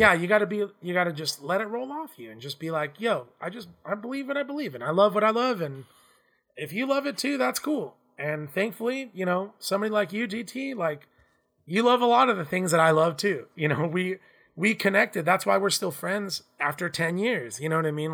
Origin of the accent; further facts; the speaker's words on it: Southern California, United States; Growing up in Southern California